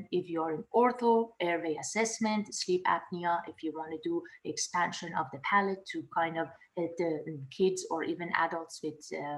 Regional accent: Tehran, Tehran Province, Iran; moved away as an adult; also born or lived in Dubai / Canada / San Antonio, Texas; now in Pomona, United States; I was born and raised in Tehran, and I went to dental school in Dubai

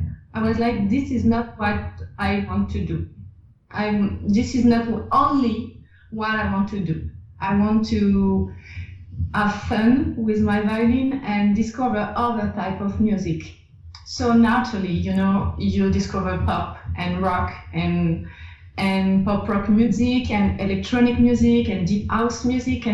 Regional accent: France; accent: French; English is a second language; my French accent

